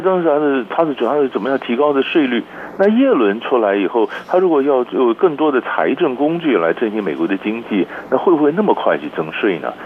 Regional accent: Taiwan; 所以艺术比较就是对我们台湾人来讲，或者说比较遥远啊

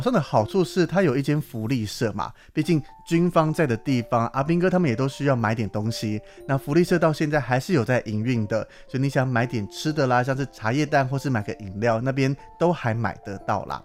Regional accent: Taiwan; 连我自己身为台湾人

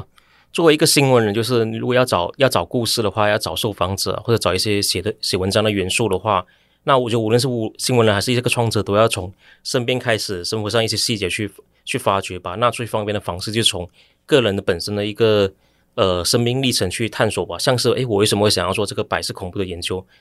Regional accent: Ipoh, Perak, Malaysia; now in Taiwan; 我回去我家乡马来西亚怡保这个城市

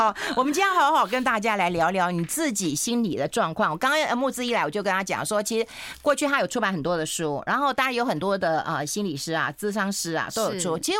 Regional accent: Taiwan; 我们台湾人怎么可以不看她？

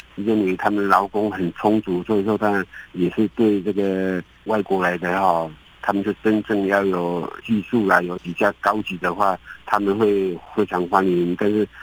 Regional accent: Taiwan; now in Indonesia; 我们台湾的人民

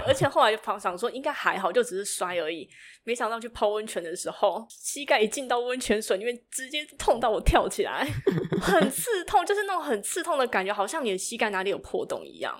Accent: Tainan, Taiwan; moved away as an adult; also born or lived in northern Taiwan; 土生土长的台南人嘛，好，为了要念大学，然后就到北部来，上，呃，北部来念书

